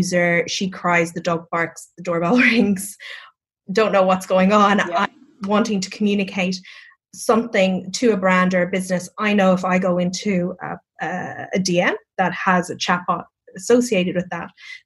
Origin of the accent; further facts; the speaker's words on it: Cork, Munster, Ireland; accent: Irish; moved away; I'm from Cork as well. So it's the capital of Ireland. We're very singy